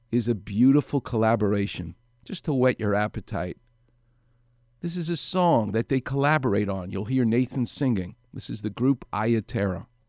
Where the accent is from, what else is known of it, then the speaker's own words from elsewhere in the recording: New York City, New York, United States; moved away as an adult; now in Los Angeles, United States; I'm a New York guy. I'm from Far Rockaway